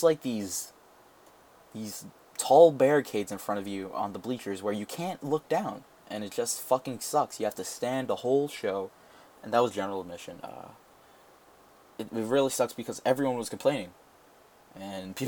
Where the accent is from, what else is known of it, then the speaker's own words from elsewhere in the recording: New York, United States; I am a New Yorker